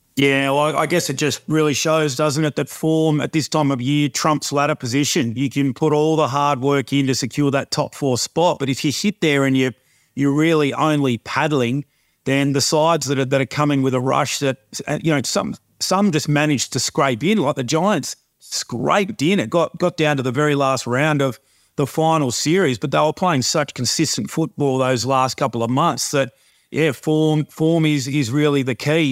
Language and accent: English; Gold Coast, Queensland, Australia; moved away; I've got great memories from, uh, from growing up on the Gold Coast